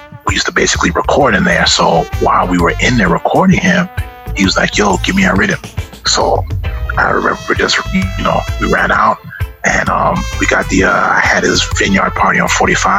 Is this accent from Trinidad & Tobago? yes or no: yes; Trinidad & Tobago; I was like, you know, I'm from Trinidad and Tobago and Granny's from Guyana and stuff like that.